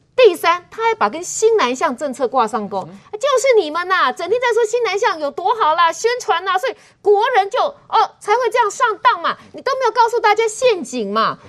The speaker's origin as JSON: {"language": "Chinese", "country": "Taiwan", "said": "我们台湾人的六分之一吧"}